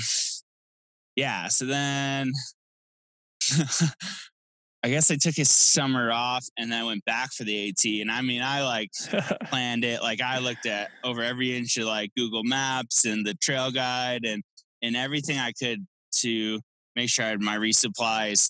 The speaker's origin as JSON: {"language": "English", "region": "East Coast", "country": "United States", "tie": "born or raised there", "moved": "yes", "said": "growing up on the East Coast"}